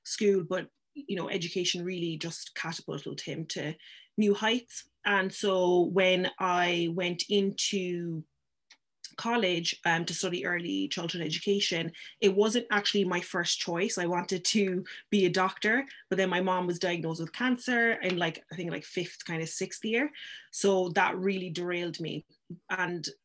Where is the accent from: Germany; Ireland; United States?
Ireland; Cork, Munster; also born or lived in Paris / London / Nigeria; I spent more years in Nigeria, and I moved to Ireland then when I was about six